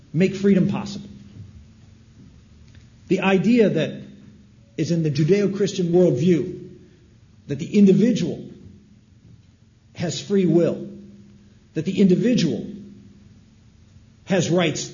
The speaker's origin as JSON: {"language": "English", "country": "United States", "said": "as Americans"}